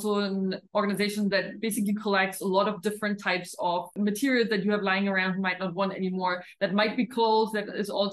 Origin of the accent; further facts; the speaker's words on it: Germany; moved away as an adult; now in India; my education in Germany back then